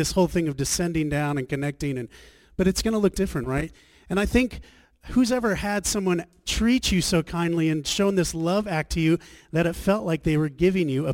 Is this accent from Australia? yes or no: yes; Australia; moved away; also born or lived in Scottsdale, Arizona; we're from Australia